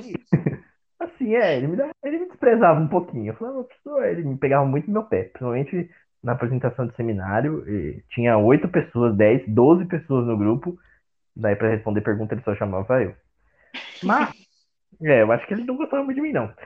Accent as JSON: {"language": "Portuguese", "town": "Osasco", "region": "São Paulo", "country": "Brazil", "said": "Eu sou de Osasco, viu? Eu sou de Osasco, sou cristão"}